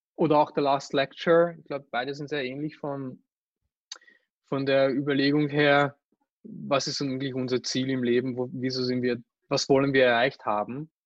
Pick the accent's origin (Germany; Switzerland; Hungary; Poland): Hungary; now in Austria; ich mich einfach als Ungar und als Europäer fühle